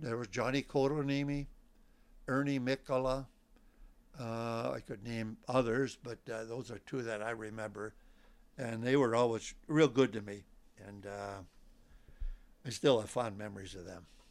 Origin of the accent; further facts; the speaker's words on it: Port Washington, Wisconsin, United States; now in Lac La Belle, United States; I'm originally from Port Washington, Wisconsin